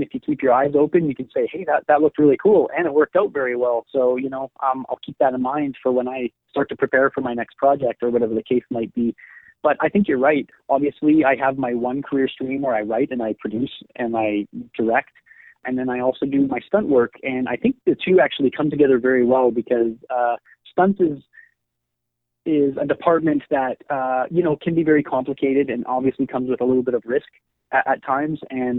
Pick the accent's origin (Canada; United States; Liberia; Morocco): Canada; Winnipeg, Manitoba; Oh, yeah, I'm from Winnipeg, but I am not a fan of the winter.